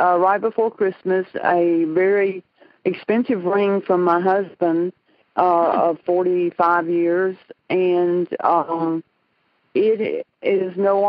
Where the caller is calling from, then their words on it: Tuscaloosa, Alabama, United States; I'm calling from Alabama.